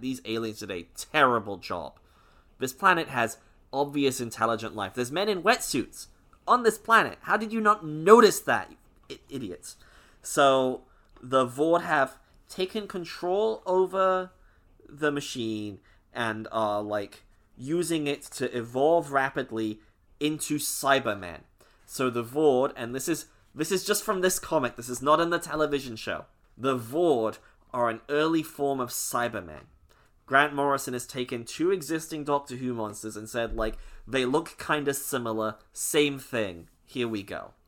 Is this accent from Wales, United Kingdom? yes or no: no; Scotland, United Kingdom; I'm Scottish.